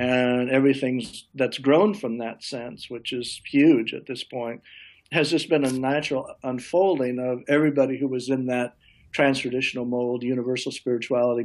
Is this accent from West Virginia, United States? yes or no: no; Nebraska, United States; I grew up in Nebraska where my father was a professor at a small college